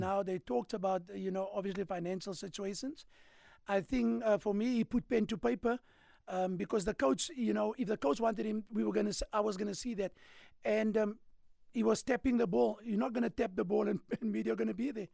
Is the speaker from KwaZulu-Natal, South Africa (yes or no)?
no; Cape Town, Western Cape, South Africa; also born or lived in Claremont, Cape Town / Hanover Park, Cape Town; So I grew up in, in, in, we call it Rondersvlei, all right, where I lived with my mother